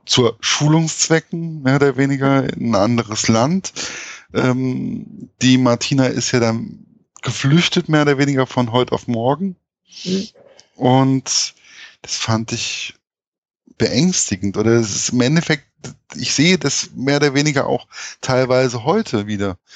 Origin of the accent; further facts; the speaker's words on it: Hesse, Germany; als Hesse